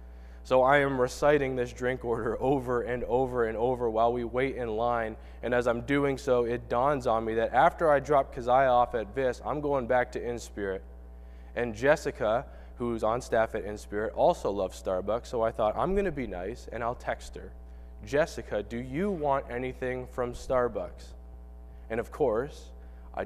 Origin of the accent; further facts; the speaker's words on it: Canada; moved away; I'm from Canada